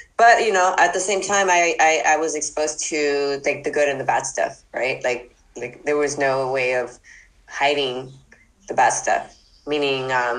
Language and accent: English; Los Angeles, California, United States; I grew up in Boyle Heights and East